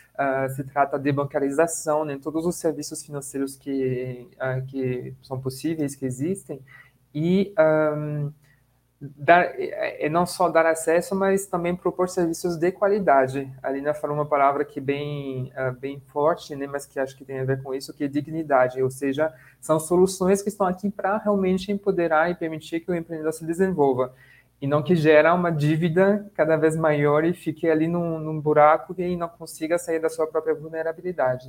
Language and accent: Portuguese; France; now in Brazil; eu sou francês